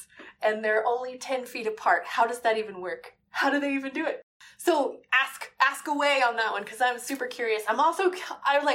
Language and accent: English; Midwest, United States; I grew up in the Midwest